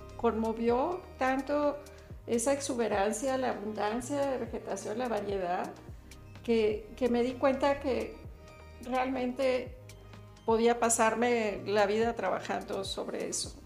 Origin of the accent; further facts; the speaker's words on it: Mexico; Soy mexicana